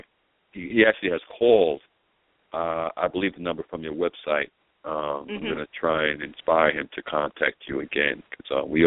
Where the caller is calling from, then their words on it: Sumter, South Carolina, United States; I'm in Sumter currently.